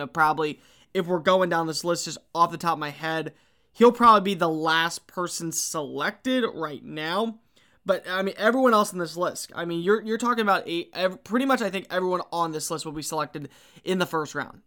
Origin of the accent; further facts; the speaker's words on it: Texas, United States; I grew up in Texas